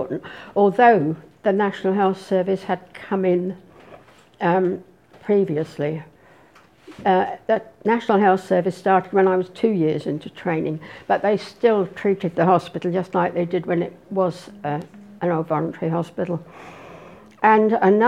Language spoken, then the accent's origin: English; the Home Counties, South East England, United Kingdom; moved away as an adult; now in Norwich, United Kingdom; I was brought up in a small market town in the home counties